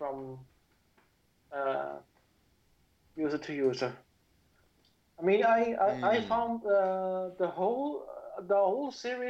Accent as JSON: {"language": "English", "country": "Switzerland", "said": "I'm from Switzerland."}